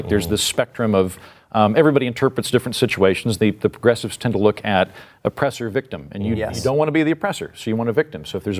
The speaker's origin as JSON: {"language": "English", "town": "Edmond", "region": "Oklahoma", "country": "United States", "said": "I'm from Edmond, which is two towns over from where she grew up."}